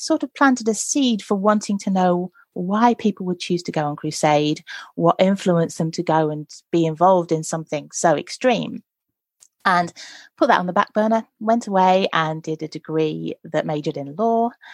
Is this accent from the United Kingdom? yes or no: yes; Nottinghamshire, East Midlands, United Kingdom; I grew up in Nottinghamshire